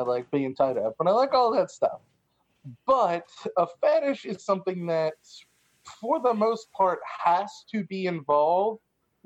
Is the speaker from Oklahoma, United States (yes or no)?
yes; Tulsa, Oklahoma, United States; I am from Tulsa, Oklahoma, and I went to St. Catherine's in Montecasino